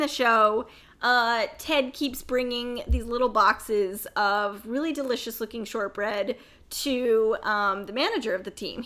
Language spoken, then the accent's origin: English; United States; I'm an American